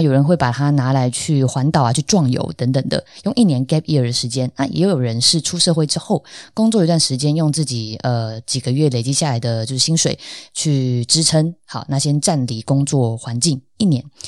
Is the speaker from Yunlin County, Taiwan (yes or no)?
no; Tainan, Taiwan; 我是台南人，那但是认识我的朋友，大部分应该都知道，呃，我的台语基本上就是超级无敌烂